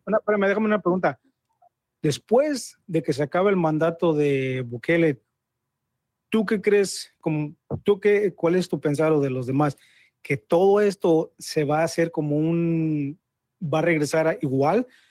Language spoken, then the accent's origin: Spanish; Mexico; now in United States; yo soy mexicano